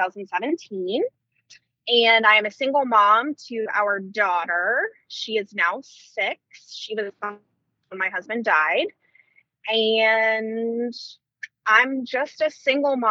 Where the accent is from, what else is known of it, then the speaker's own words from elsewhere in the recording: Northern Virginia, United States; I grew up in Northern Virginia